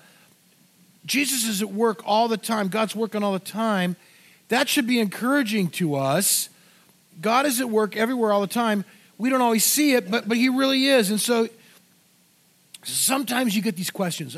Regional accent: Orange County, California, United States; moved away; so I grew up in Orange County, California

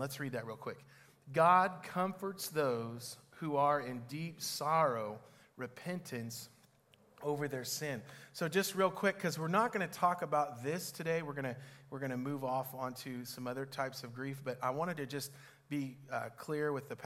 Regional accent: Cherokee, Kansas, United States; moved away; also born or lived in Olathe, Kansas; where where I grew up in Cherokee

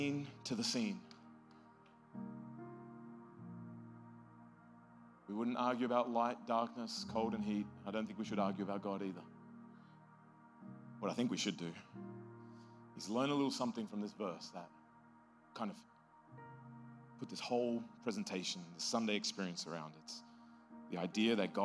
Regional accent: Australia; moved away; I'm from Australia.

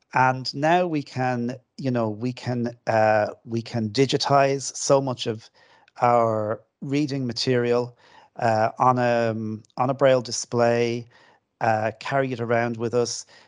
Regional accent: Kildare, Leinster, Ireland; also born or lived in Dublin; My parents live in Kildare, and I, I grew up in Kildare.

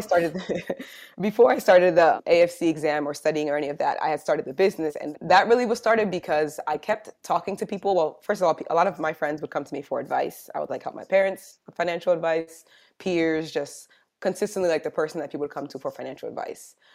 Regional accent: New Jersey, United States; moved away as an adult; also born or lived in Georgia; I'm originally from New Jersey

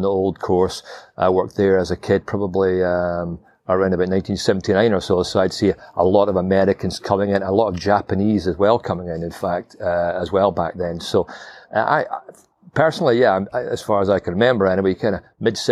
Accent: St Andrews, Scotland, United Kingdom; Dumbarnie Links, we are 12 miles from St Andrews. That's where I was born and brought up

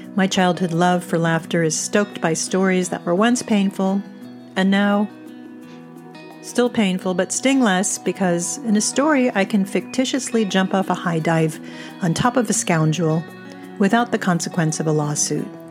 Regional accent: Miami, Florida, United States; also born or lived in New Jersey; When I was five, we moved from New Jersey to Miami, and my family joined Kings Bay Country Club.

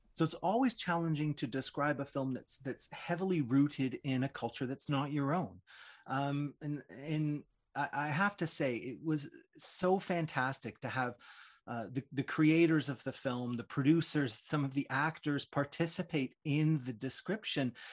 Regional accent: Toronto, Ontario, Canada; a guy born and raised in Toronto

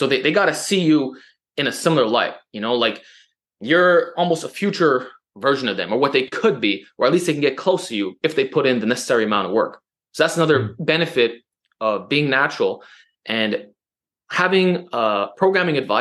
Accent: Montreal, Quebec, Canada; accent: New York Italian; I'm from Montreal

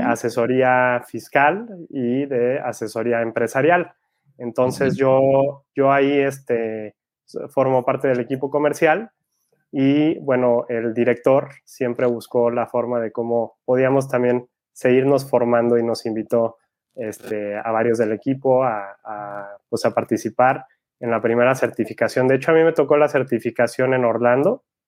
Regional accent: Guadalajara, Jalisco, Mexico; Soy de Guadalajara, México

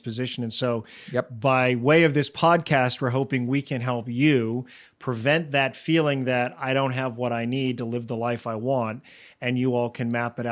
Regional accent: Maine, United States; where I grew up in Maine, a smaller town where the cost of living is less

